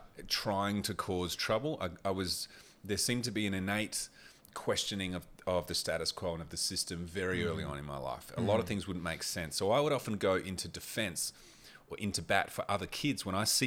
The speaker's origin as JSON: {"language": "English", "town": "Port Lincoln", "region": "South Australia", "country": "Australia", "tie": "born or raised there", "also_born_or_lived": "Port Augusta", "said": "I just never had that growing up in Port Lincoln, Port Augusta."}